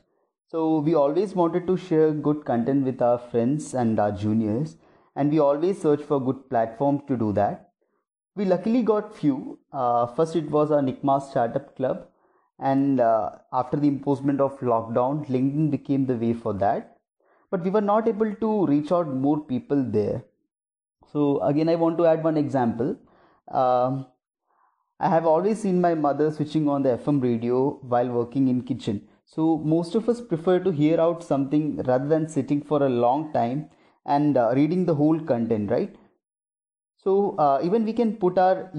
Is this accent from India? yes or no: yes; Thiruvananthapuram, Kerala, India; I come from Trivandrum, Kerala